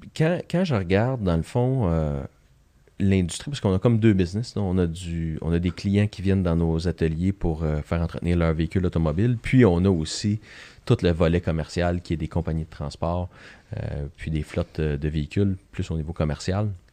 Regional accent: Joliette, Quebec, Canada; un petit garçon de Joliette, euh, natif de Joliette. J'ai, fait mon école primaire secondaire à Joliette

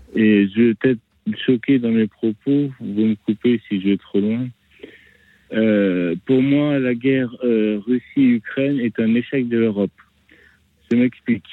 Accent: France; Je suis français breton, palois, parisien, vosgien, normand

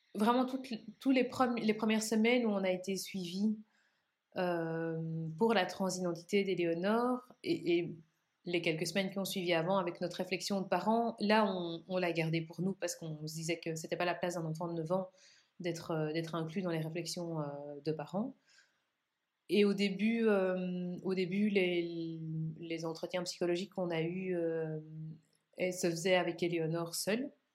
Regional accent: Belgium; chez nous, en Belgique

